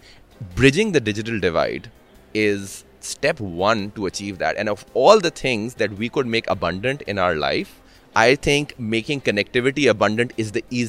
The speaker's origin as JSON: {"language": "English", "country": "Pakistan", "said": "I'm from Pakistan, and Pakistan's a very key market for me where I'm currently focusing."}